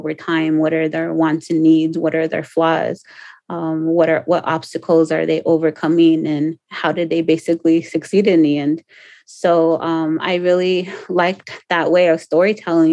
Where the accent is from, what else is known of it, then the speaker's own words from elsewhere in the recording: Pico Rivera, California, United States; moved away; I grew up in Pico Rivera, which is 13 miles east of Los Angeles.